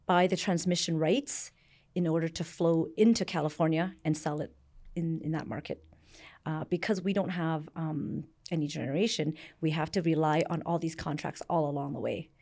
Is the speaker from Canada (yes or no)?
yes; Canada; born or raised there; also born or lived in Vietnam / Hong Kong